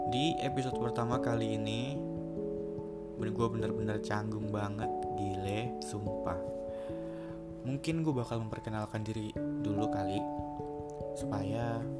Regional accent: Bekasi, West Java, Indonesia; born there; Gue lahir di Bekasi Di tanggal 24 Mei tahun rahasia

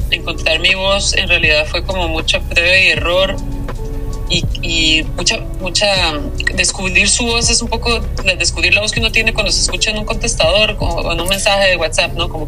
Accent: France; soy francesa también y estudié en Europa y todo.

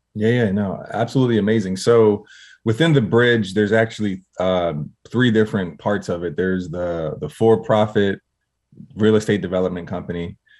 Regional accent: Harrisburg, Pennsylvania, United States; I'm from Harrisburg, Pennsylvania

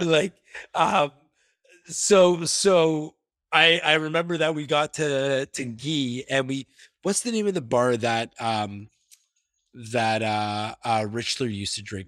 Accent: Toronto, Ontario, Canada

